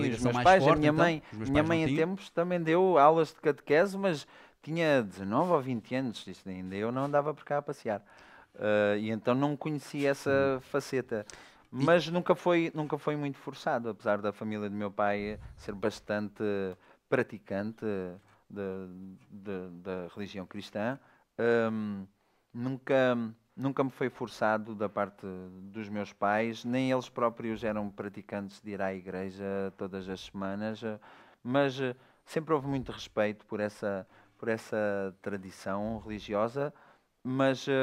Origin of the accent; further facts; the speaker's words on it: Faro, Algarve, Portugal; Nasci em Faro.